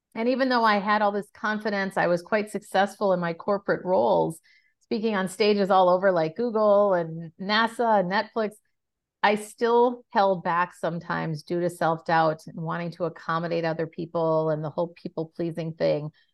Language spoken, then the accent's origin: English; Minneapolis, Minnesota, United States; moved away as an adult; now in San Francisco, United States; I'm originally from Minneapolis